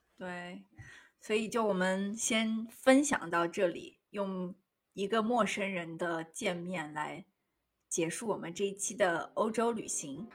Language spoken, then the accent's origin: Chinese; China; now in New York, United States; 我们作为中国人